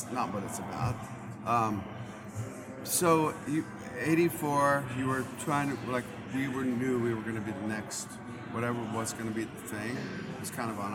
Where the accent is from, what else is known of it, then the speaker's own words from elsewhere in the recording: Seattle, Washington, United States; moved away as an adult; also born or lived in Los Angeles; I was from Seattle proper.